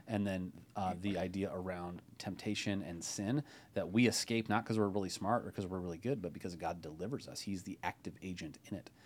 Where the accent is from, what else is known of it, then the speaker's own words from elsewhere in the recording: Ohio, United States; now in Bay Area, California, United States; as a fellow non-native Californian, I grew up in Ohio